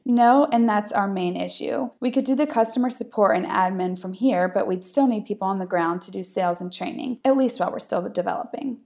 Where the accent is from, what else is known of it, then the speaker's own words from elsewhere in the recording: United States; moved away; I'm American